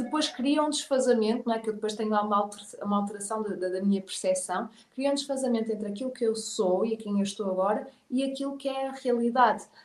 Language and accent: Portuguese; Portugal; moved away as an adult; also born or lived in England; o meu cérebro de português